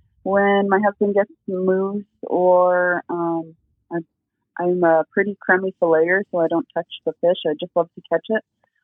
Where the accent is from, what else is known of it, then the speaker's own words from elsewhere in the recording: Old Harbor, Alaska, United States; I'm from Old Harbor, Alaska. I'm Sikpiak, and I'm Gwich'in Athabascan.